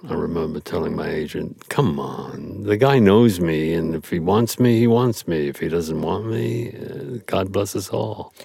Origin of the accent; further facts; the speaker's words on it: New York City, New York, United States; I grew up in Brooklyn